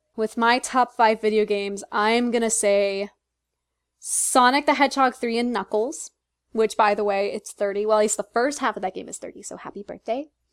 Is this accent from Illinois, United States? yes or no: yes; Chicago, Illinois, United States; now in Philadelphia, United States; I had the chance to go to Chicago, and it was in my hometown